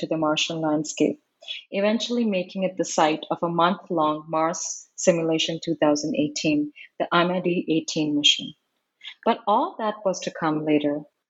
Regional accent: India; I earlier considered myself as Indian, but I no longer related to as such.

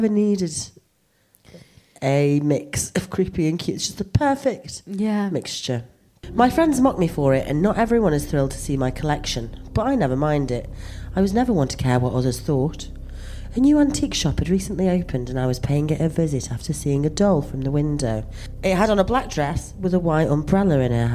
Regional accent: Stoke-on-Trent, West Midlands, United Kingdom; I'm from Stoke-on-Trent

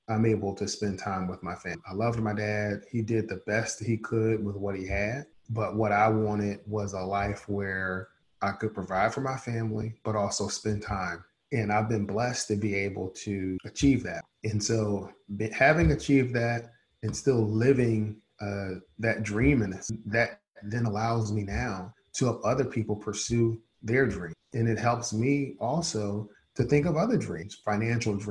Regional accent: Philadelphia, Pennsylvania, United States; growing up in Philadelphia, my dad worked two jobs.

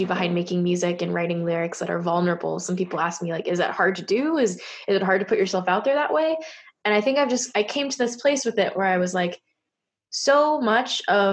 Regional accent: Bay Area, California, United States; I grew up in the Bay Area where a lot of people were like me

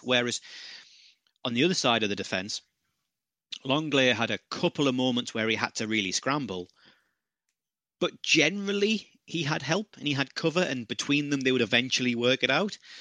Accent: United Kingdom; as a Brit

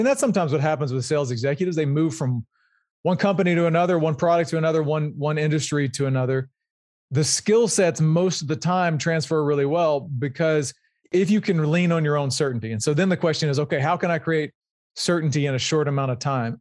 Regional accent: Louisiana, United States; I'm originally from Louisiana. I grew up there and went to L S U

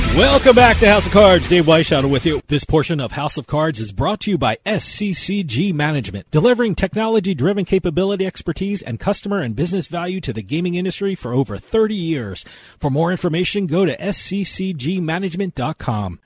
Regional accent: New Jersey, United States; growing up in New Jersey, New York area

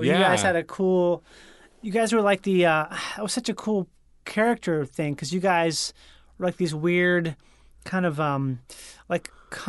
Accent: Rochester, Minnesota, United States; because I grew up in Rochester, Minnesota, where the Mayo Clinic is.

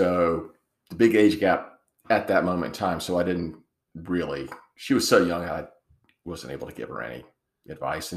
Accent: Matthews, North Carolina, United States; grew up in Matthews

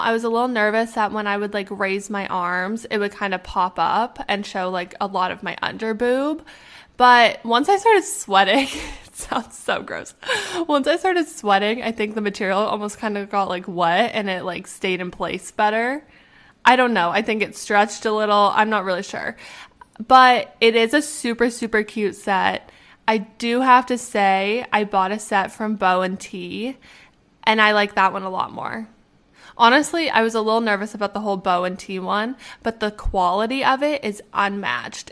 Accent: Canada; moved away as an adult; also born or lived in Arizona; I'm from Canada

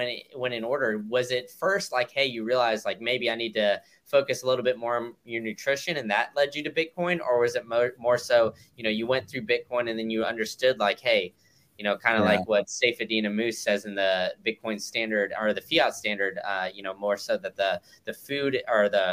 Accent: Austin, Texas, United States; now in Florida, United States; growing up in Austin, I always know that, Central Texas

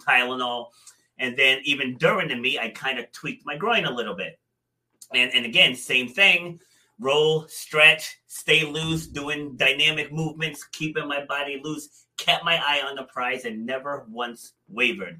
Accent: Rhode Island, United States; also born or lived in Far Rockaway, Queens, New York; I was born there, but I was raised up here in Rhode Island.

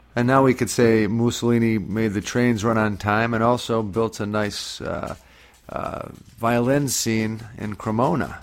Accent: Scranton, Pennsylvania, United States; my hometown, so that's that's where I was born and raised, and. Uh, and that's where I live now too

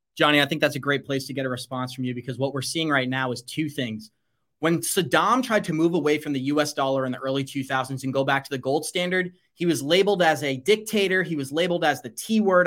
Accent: United States; as an American citizen

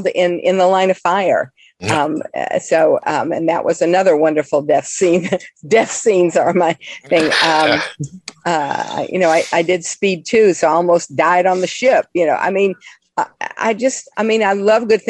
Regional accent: Florida, United States; I was born in Florida

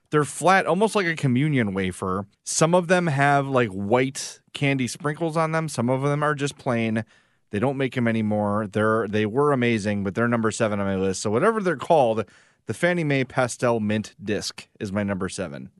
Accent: Homewood, Illinois, United States; my hometown of Homewood

